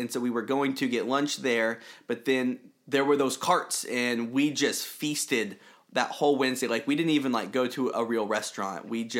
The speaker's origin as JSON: {"language": "English", "town": "Houston", "region": "Texas", "country": "United States", "tie": "born or raised there", "moved": "yes", "lives_now": "Dallas, United States", "said": "I grew up in Houston where the rodeo is a big deal."}